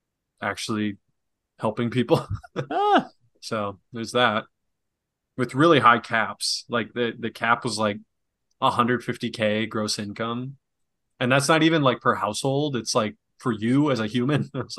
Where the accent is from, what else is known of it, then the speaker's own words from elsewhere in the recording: Reedsburg, Wisconsin, United States; In my hometown.